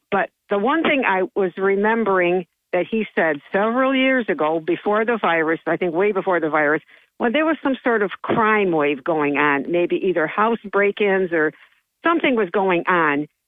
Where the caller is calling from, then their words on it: Johnson City, New York, United States; uh, bright eyed and bushy tailed up since 5 o'clock, … from Johnson City.